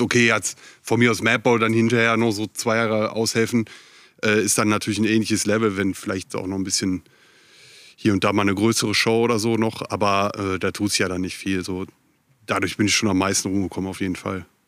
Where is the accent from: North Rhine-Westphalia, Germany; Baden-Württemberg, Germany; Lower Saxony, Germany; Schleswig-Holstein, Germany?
North Rhine-Westphalia, Germany; Viersen; also born or lived in Hamburg; now in Ruhr area, Germany; ich komme ursprünglich aus Viersen.